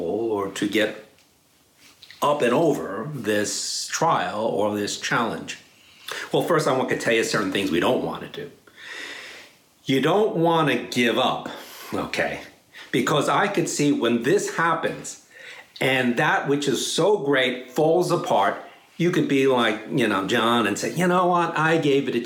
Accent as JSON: {"language": "English", "town": "New York City", "region": "New York", "country": "United States", "tie": "born or raised there", "also_born_or_lived": "Dallas, Texas / Chicago / San Francisco", "moved": "as an adult", "lives_now": "Palo Alto, United States", "said": "I grew up in New York City"}